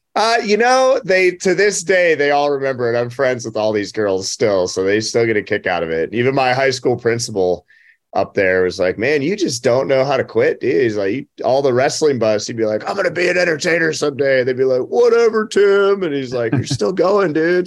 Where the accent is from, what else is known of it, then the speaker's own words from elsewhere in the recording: Butte, Montana, United States; now in Nashville, United States; my hometown